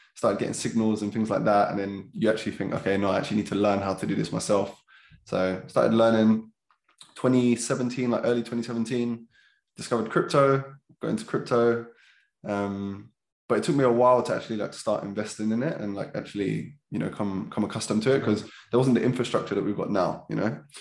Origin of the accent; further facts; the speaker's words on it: London, United Kingdom; also born or lived in Lewisham; I grew up in Catford, pretty normal childhood